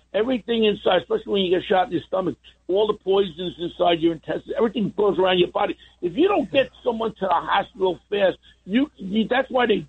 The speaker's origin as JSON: {"language": "English", "town": "New York City", "region": "New York", "country": "United States", "tie": "born or raised there", "said": "I grew up in Ozone Park"}